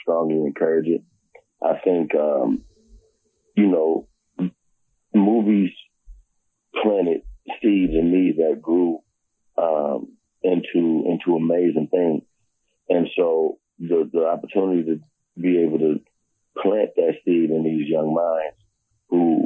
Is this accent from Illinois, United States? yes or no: yes; Harvey, Illinois, United States; also born or lived in Chicago; I'm from Harvey, Illinois